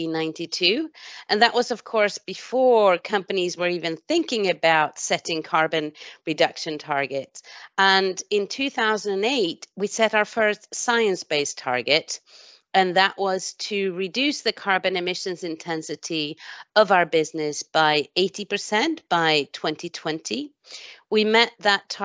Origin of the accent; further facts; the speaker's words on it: Sweden; now in United Kingdom; I was born in Sweden